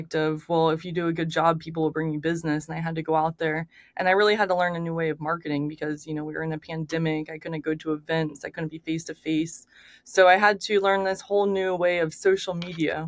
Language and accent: English; Daytona Beach, Florida, United States; now in Orlando, United States; I grew up in Daytona, but I moved to Orlando when I was 15